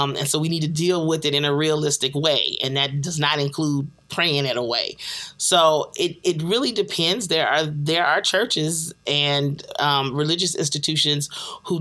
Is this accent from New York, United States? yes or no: no; Chicago, Illinois, United States; my hometown of Chicago